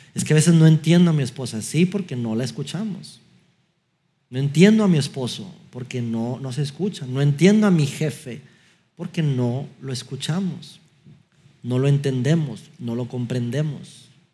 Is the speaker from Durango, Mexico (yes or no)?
yes; Durango, Mexico; moved away; estábamos en, mi ciudad natal, Durango, eh, fuimos a visitar a mis papás de Navidad